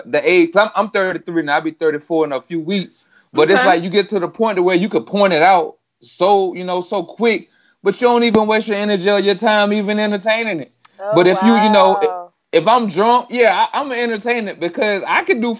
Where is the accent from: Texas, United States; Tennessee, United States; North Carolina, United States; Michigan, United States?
North Carolina, United States; from Talbert, North Carolina